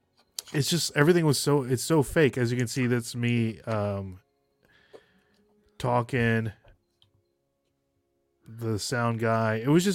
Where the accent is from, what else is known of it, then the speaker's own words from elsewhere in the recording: Nashville, Tennessee, United States; this is me meeting Jen and Doug, you know, telling them I'm the guy from Nashville.